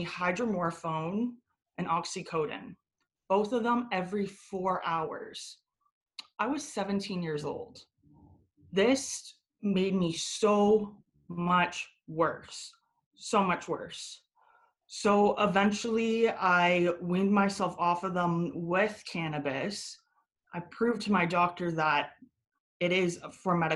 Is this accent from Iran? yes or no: no; Guelph, Ontario, Canada; also born or lived in Buffalo, New York, United States; now in Toronto, Canada; I was born in Buffalo, but I moved to Canada, specifically Guelph, around three and a half, four.